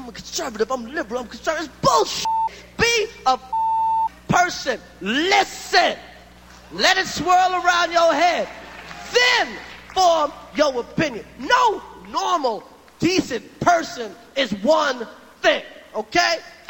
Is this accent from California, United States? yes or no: no; New York City, New York, United States; I'm from Brooklyn.